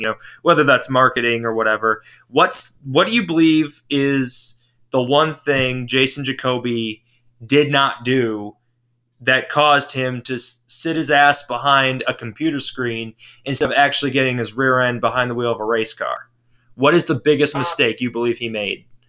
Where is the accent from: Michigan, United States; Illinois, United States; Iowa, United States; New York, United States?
Michigan, United States; St. Joseph; I'm from uh, St. Joseph, Michigan, which is uh, across the lake from Chicago in the southwest corner of Michigan